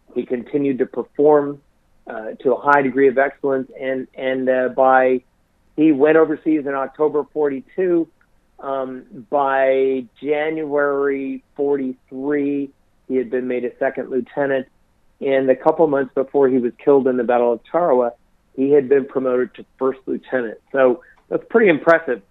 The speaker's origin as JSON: {"language": "English", "region": "Colorado", "country": "United States", "tie": "born or raised there", "also_born_or_lived": "Wyoming / New Mexico", "said": "born and raised in Colorado and spent most of my life in the Rocky Mountains"}